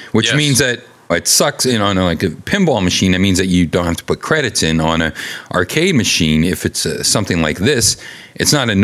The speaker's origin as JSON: {"language": "English", "country": "United States"}